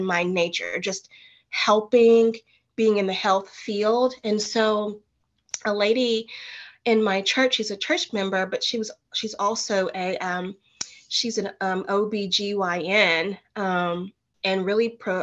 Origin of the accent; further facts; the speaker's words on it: Nashville, Tennessee, United States; also born or lived in Martin, Tennessee; went back home to my hometown in Nashville, Tennessee